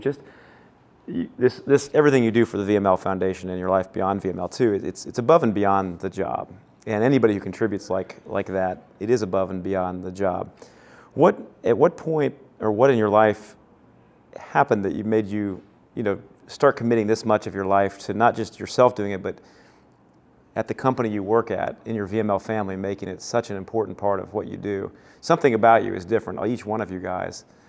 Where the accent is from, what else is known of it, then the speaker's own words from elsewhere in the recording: Kansas City, United States; growing up in Kansas City together